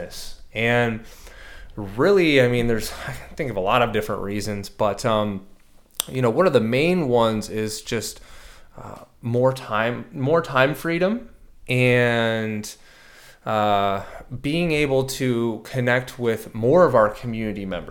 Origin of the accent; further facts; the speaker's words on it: San Diego, California, United States; I'm born and raised in San Diego, California. So I'm a native